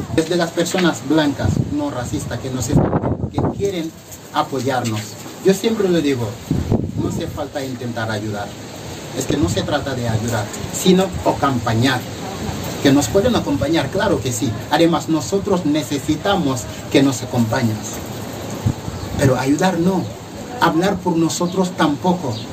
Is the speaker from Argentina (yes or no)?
no; Senegal; also born or lived in Valencia, Spain; now in Spain; vengo de África, en este caso Senegal